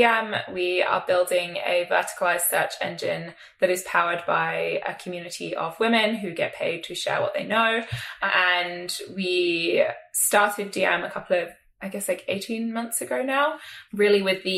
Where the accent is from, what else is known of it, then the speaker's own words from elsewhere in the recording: South East England, United Kingdom; I grew up in England, sort of just southwest of London.